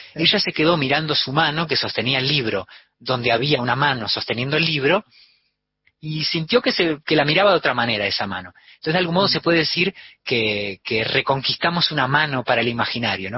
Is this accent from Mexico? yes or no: no; Spain; also born or lived in Argentina; me eduqué en la escuela como un español